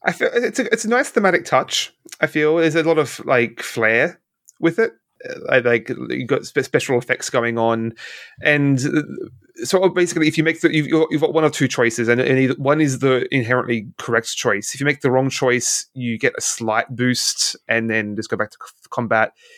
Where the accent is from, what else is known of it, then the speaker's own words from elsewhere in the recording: Australia; as an Australian